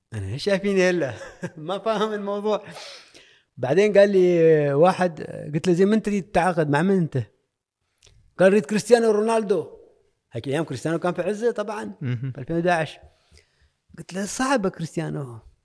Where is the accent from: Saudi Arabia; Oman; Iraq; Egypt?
Oman; انا ك عماني